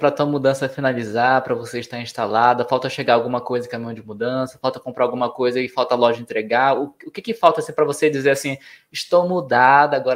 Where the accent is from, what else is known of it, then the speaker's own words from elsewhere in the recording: Manaus, Amazonas, Brazil; moved away; also born or lived in São Paulo; Gente, é longe, é longe. Eu já sou rodada, sou viajada, tá? Já, já olha o que eu já mudei dentro de Manaus, depois mudei para São Paulo, depois Mina